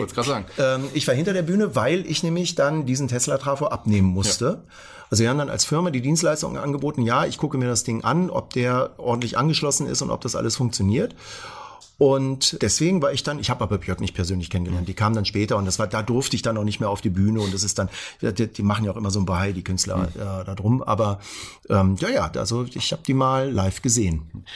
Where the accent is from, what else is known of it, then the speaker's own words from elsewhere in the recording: Hanover, Lower Saxony, Germany; bin ja Hannoveraner und da gab's FFN, Funk für Niedersachsen